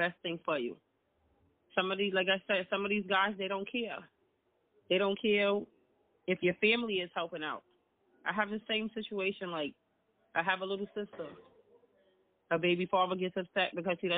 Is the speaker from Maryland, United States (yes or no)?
no; New York City, New York, United States; I'm from the Bronx.